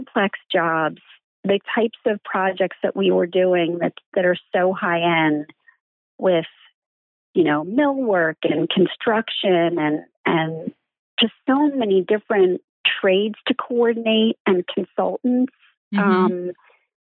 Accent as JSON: {"language": "English", "town": "Philadelphia", "region": "Pennsylvania", "country": "United States", "tie": "born or raised there", "said": "as a Philadelphian"}